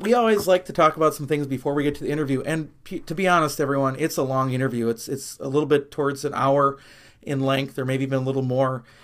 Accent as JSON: {"language": "English", "area": "near Milwaukee", "region": "Wisconsin", "country": "United States", "tie": "born or raised there", "said": "growing up near Milwaukee, I grew up as a Brewer and Packer fan"}